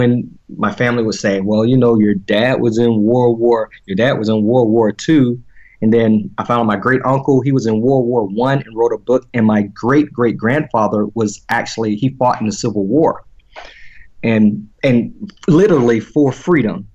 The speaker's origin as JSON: {"language": "English", "town": "Orange Mills", "region": "Florida", "country": "United States", "tie": "born or raised there", "moved": "as an adult", "lives_now": "Dallas, United States"}